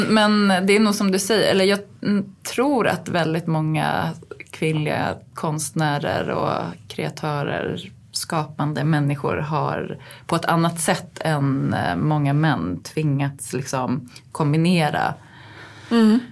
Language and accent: Swedish; Uppsala, Uppsala County, Sweden; now in Stockholm, Sweden; vi var hemma i Uppsala hos mina svärföräldrar